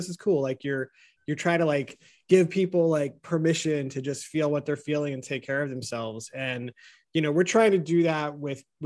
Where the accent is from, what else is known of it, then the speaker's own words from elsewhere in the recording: United States; how we grew up here in America, this country in particular